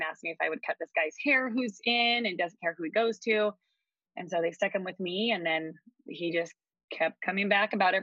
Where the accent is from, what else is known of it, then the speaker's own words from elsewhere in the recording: California, United States; moved away as an adult; also born or lived in Eugene, Oregon; now in Harrisburg, United States; I'm originally from California, and then I have lived in Eugene, Oregon, gosh, for the past 20 years now